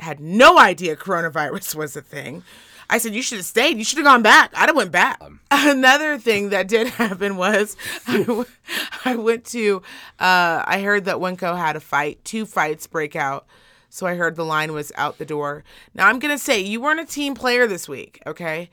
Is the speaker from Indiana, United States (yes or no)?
no; Reno, Nevada, United States; I am from Reno, Nevada.